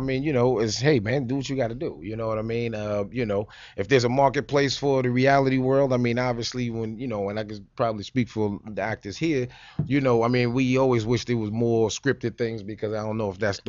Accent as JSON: {"language": "English", "town": "New York City", "region": "New York", "country": "United States", "said": "being I'm from Harlem."}